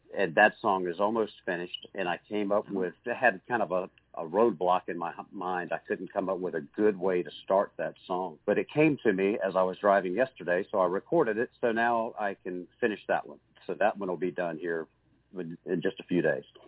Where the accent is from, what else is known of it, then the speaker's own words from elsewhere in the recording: Virginia Beach, Virginia, United States; Virginia Beach, Virginia, my hometown